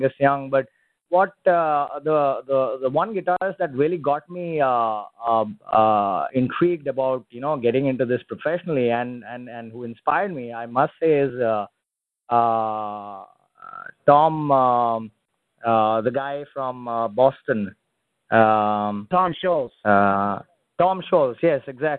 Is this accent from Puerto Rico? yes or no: no; Mangalore, Karnataka, India; my hometown in Mangalore